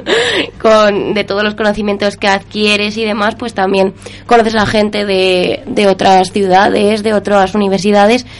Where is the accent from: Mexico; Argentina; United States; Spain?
Spain; Soria, Castile and León; yo soy de Soria.